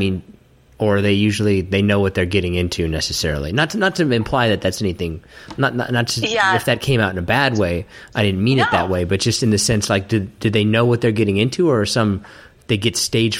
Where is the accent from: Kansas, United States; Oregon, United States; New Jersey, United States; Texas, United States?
Kansas, United States; I grew up in the Midwest too. I grew up in Kansas